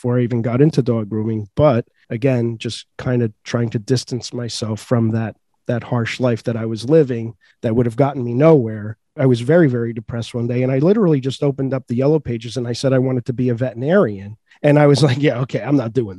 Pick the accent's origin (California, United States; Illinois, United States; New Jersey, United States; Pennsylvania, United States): New Jersey, United States; Elizabeth; growing up in Elizabeth, New Jersey, very tough neighborhood